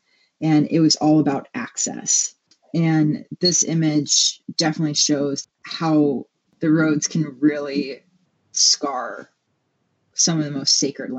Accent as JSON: {"language": "English", "region": "Hawaii", "country": "United States", "tie": "born or raised there", "moved": "yes", "lives_now": "Milwaukee, United States", "said": "So I was born and raised in Hawaii. And ever since coming to the mainland"}